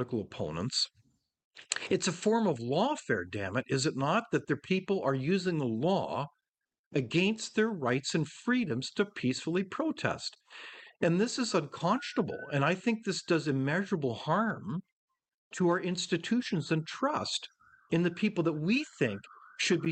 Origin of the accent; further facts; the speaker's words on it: Canada; as a Canadian